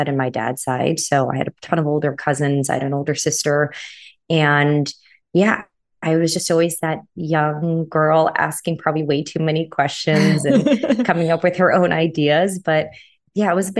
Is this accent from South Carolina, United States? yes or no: no; San Diego, California, United States; I grew up in San Diego, California